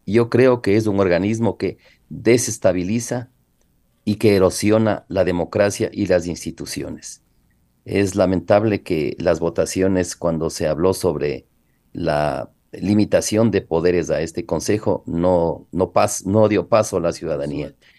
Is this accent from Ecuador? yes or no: yes; Ecuador; nosotros es como ecuatorianos